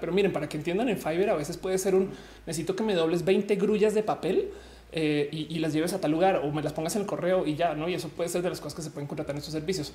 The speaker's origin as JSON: {"language": "Spanish", "region": "Bogotá", "country": "Colombia", "tie": "born or raised there", "moved": "yes", "said": "yo soy rola"}